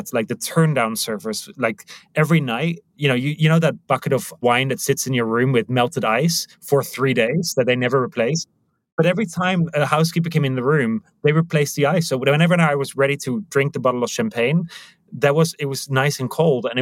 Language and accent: English; Netherlands; moved away as an adult; now in Prague, Czech Republic; originally Dutch and I landed here 16 years ago